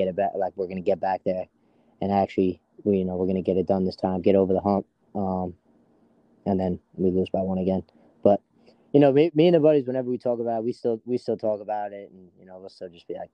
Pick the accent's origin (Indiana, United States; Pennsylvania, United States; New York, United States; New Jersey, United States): New York, United States; New York City; growing up around Tomville, our biggest rival was always New Dorp